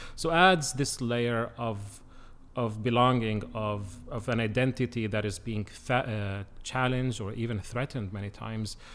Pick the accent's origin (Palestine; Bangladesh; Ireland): Palestine; Bethlehem, West Bank; first language Arabic; English is a second language; moved away as an adult; also born or lived in Jerusalem / United States; now in South Bend, United States; I am from there and, um, kinda grew up, grew up in Bethlehem, um, finished my studies back in Bethlehem and then I moved to the U S